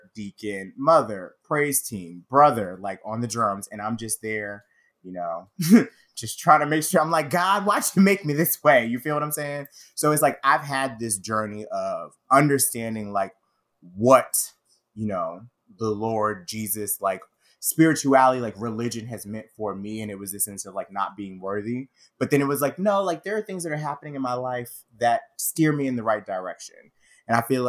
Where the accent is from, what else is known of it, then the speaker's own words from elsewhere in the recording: the South, United States; as a gay Black man growing up in the South